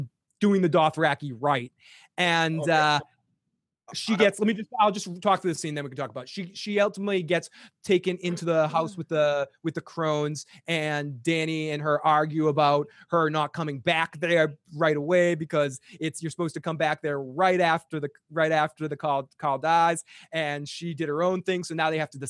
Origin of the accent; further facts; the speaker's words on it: Boston, Massachusetts, United States; accent: Boston; my Boston accent.